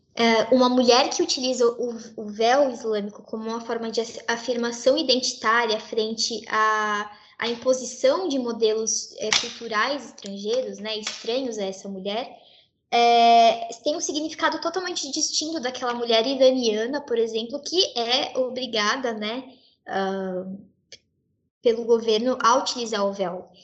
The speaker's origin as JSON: {"language": "Portuguese", "country": "Brazil", "said": "Eu e a minha colega Karime, nós somos brasileiras, filhas de árabes muçulmanos, né? Libaneses muçulmanos"}